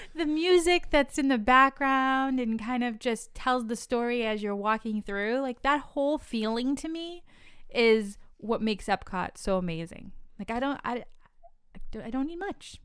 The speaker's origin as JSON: {"language": "English", "region": "New England", "country": "United States", "said": "I'm from New England"}